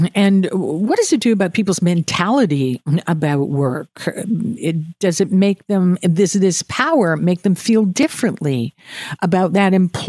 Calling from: Atlantic Canada, Canada; I'm talking here from Atlantic Canada, some of the places I want to go to.

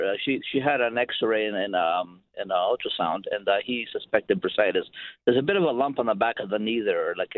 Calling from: Lindsay, Ontario, Canada; We come from Lindsay, Ontario. We live in Lindsay, Ontario.

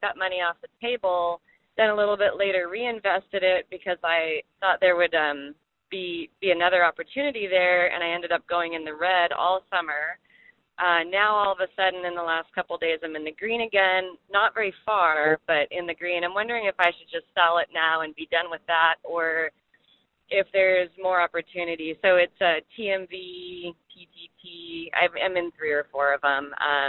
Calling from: Arcata, California, United States; I'm calling from Arcata, California.

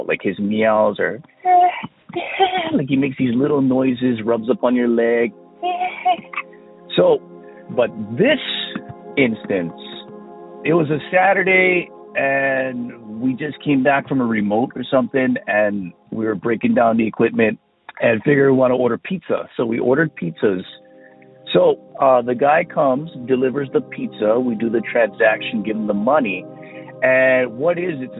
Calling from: Big Island of Hawaii, United States; I'm calling from the Big Island of Hawaii.

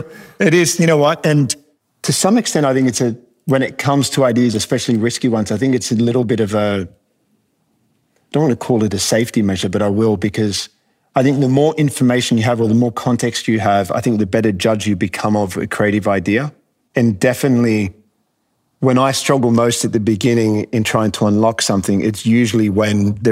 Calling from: New York City, New York, United States; Joining you from 115 Broadway, our new space down in the Fidei in New York City.

